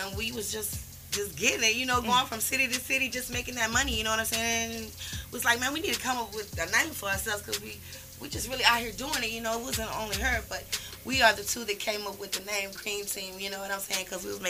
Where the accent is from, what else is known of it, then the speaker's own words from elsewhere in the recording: Houston, Texas, United States; I'm from right here in the city, H-Town, baby.